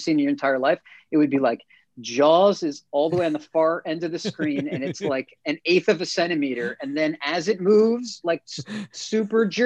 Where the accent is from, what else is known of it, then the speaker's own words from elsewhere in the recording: United States; I'm more of a product of just growing up on the East Coast, Jersey, New York